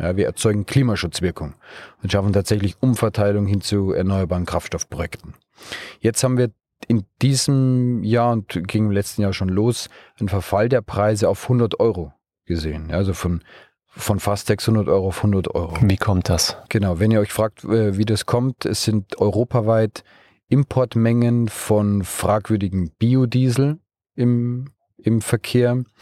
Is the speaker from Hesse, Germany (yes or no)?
no; Bavaria, Germany; Wir kommen aus aus Bayern, aus der Region München, vielleicht hört man es mir im Dialekt auch an, da ist Österreich nicht mehr so als Ausland.